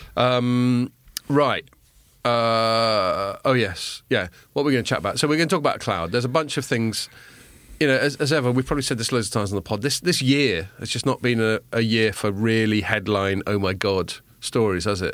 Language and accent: English; England, United Kingdom; when I was a kid growing up in England